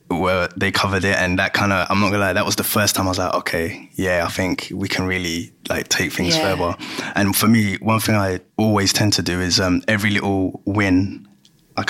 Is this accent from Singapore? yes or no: no; London, United Kingdom; I'm from Greenwich